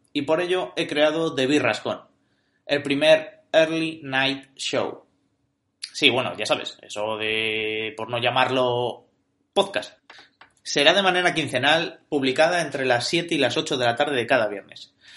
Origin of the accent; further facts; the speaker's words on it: Logroño, La Rioja, Spain; Nacido y criado en mi Logroño natal